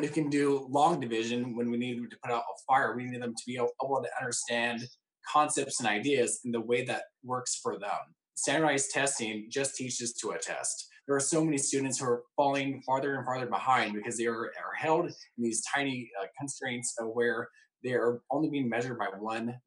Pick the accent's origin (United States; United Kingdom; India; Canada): United States; Puyallup, Washington; Growing up in the Puyallup School District, I can tell you, you know, my experience is I had a great educational experience.